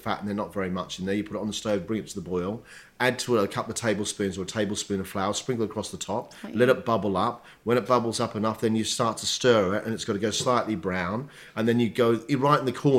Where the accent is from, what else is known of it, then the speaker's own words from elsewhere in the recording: Melbourne, Victoria, Australia; also born or lived in Sydney, Australia; Then we moved down to Melbourne when I was quite young.